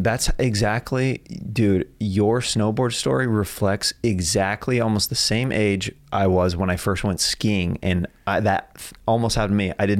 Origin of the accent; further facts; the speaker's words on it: Kansas, United States; So dude, I'm from Kansas.